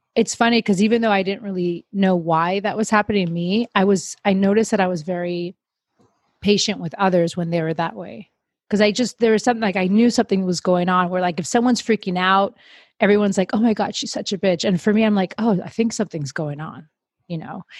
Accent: Miami, Florida, United States; now in Los Angeles, United States; I grew up in Miami. I moved around a bunch and now I find myself in LA.

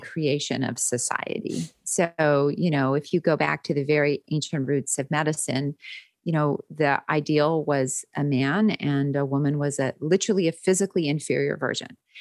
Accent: Winnipeg, Manitoba, Canada; moved away as an adult; also born or lived in London, Ontario; now in United States; I'm from Winnipeg originally, and I trained in London, Ontario, and I've been in the States since, uh, nineteen ninety-five.

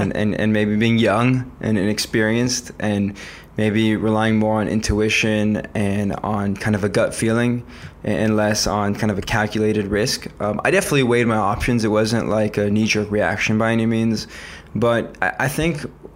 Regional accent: Los Angeles, California, United States; moved away as an adult; also born or lived in San Diego / Bangkok; now in Tel Aviv, Israel; I was born and raised in Los Angeles

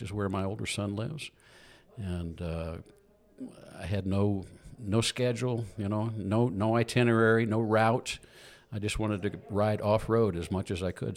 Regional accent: Southern Illinois, United States; moved away; also born or lived in Atlanta, Georgia; I was raised in the Midwest in, uh, Southern Illinois area

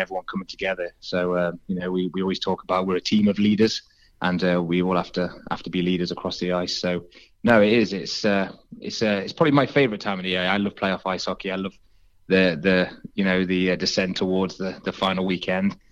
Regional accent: Nottingham, East Midlands, United Kingdom; moved away as an adult; now in Swindon, United Kingdom; I'm from Nottingham originally, so when I moved down to Swindon

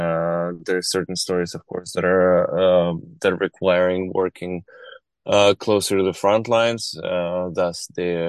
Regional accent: Kharkiv, Kharkiv Oblast, Ukraine; moved away as an adult; now in United States; I grew up in Kharkiv. And I was born in 1984, in Kharkiv as well, which at that time, of course, was part of Soviet Union.

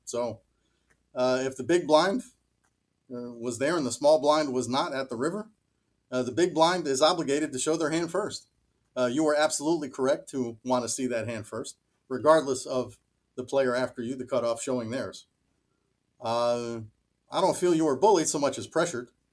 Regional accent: Miami Beach, Florida, United States; now in Schenectady, United States; I grew up in Miami Beach

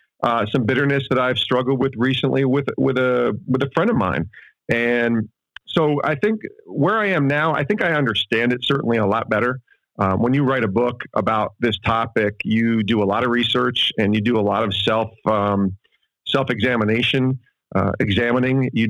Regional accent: Ravena, New York, United States; also born or lived in Penfield, New York; grew up in, as upstate as where you guys are, but in the Albany area and a little town called Ravenna

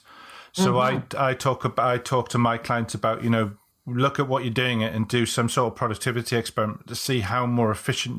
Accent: England, United Kingdom; I'm English

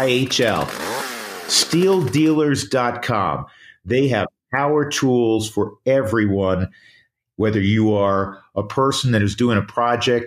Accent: New York, United States; moved away; growing up in New York

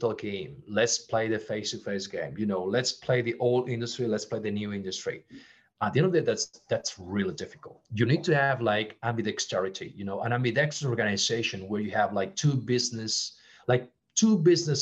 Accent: Barcelona, Catalonia, Spain; English is a second language; moved away as an adult; also born or lived in Geneva / Brazil / Singapore; in Barcelona, my hometown

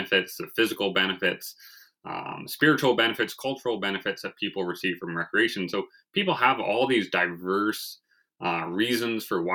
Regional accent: Vancouver, British Columbia, Canada; moved away as an adult; now in Saskatchewan, Canada; I was raised in Vancouver, where there was no pond hockey

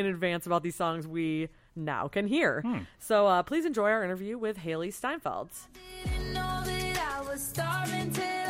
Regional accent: Detroit, Michigan, United States; I'm from Detroit

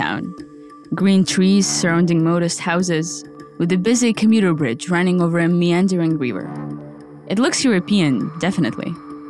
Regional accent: Irpin, Kyiv Oblast, Ukraine; Irpin. My hometown, a small place of about 60,000 people, 20 kilometers north of Kyiv.

